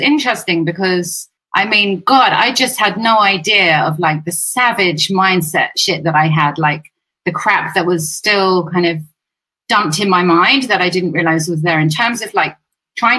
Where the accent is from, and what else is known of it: England, United Kingdom